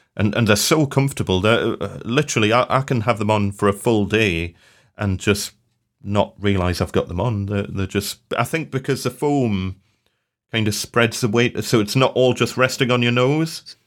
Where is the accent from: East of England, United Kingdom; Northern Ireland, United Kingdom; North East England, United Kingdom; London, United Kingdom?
North East England, United Kingdom; Newcastle upon Tyne; I'm from Newcastle